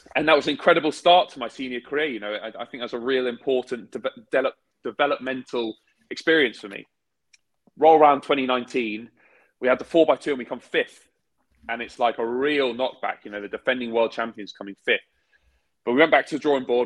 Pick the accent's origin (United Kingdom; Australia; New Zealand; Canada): United Kingdom; we're British.